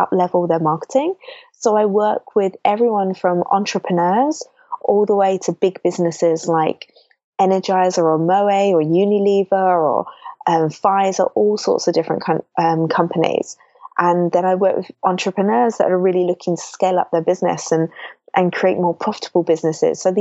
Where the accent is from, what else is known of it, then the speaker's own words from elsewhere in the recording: London, United Kingdom; moved away as an adult; I was brought up in London